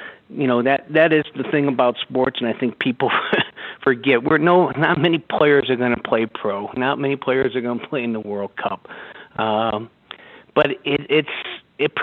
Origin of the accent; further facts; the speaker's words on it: St. Louis, Missouri, United States; I grew up in St. Louis, Missouri